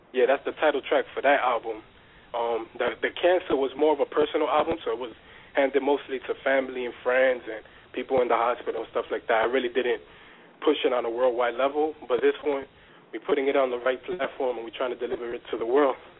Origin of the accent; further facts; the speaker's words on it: United States; also born or lived in New Jersey / Dominican Republic (ancestry); I grew up in New York slash New Jersey, back and forth. Um, I'm Dominican